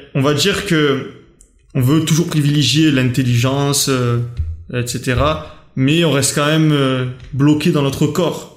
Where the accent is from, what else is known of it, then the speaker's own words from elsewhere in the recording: France; j'ai grandi en France